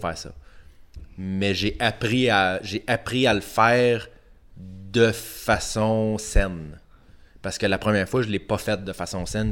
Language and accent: French; Quebec, Canada; je suis québécois